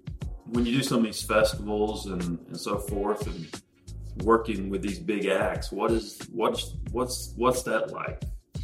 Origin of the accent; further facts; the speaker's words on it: Asheville, North Carolina, United States; which I'm originally from North Carolina. I'm originally from Asheville, North Carolina, so we have the North Carolina vibe going on.